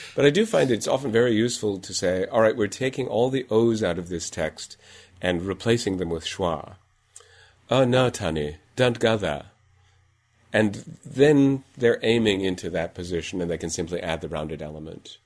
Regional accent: Iowa, United States; moved away; I'm from Iowa originally, and so I get a little bit of extra rounding in there

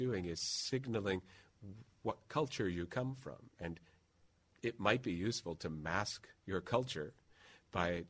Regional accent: Midwest, United States; being a Midwesterner

